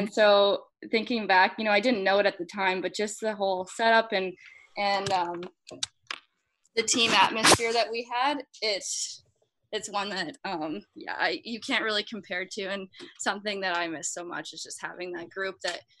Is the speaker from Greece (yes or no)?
no; Alberta, Canada; accent: Canadian Alberta; But I think when I'd come back home for the summer, then I would kind of adapt back to that Canadian Alberta accent, and then I would go back to school and they're like, you sound weird again.